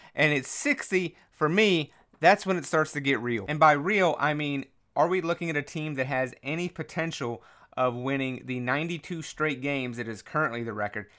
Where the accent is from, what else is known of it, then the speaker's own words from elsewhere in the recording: North Carolina, United States; moved away as an adult; also born or lived in Maryland; I grew up in North Carolina till I was 18 years old. I lived in Maryland